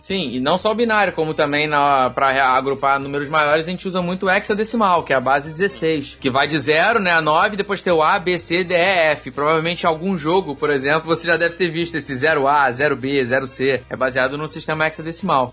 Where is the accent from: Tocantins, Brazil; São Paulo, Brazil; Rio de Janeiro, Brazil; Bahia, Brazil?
Rio de Janeiro, Brazil; eu como carioca